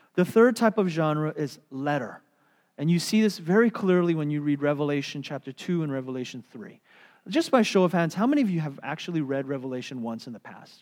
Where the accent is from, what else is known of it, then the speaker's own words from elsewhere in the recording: United States; as American Christians